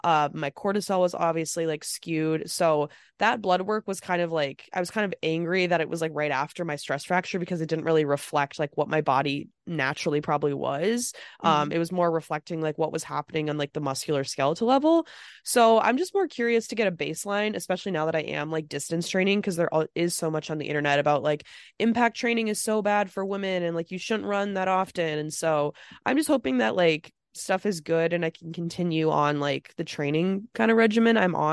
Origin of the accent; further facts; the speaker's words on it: Midwest, United States; we're from the Midwest